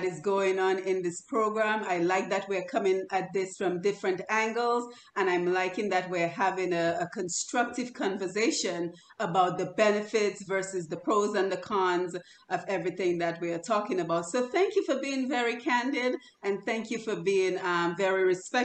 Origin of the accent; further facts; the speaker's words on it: Dominica; now in United States; We're all from Dominica.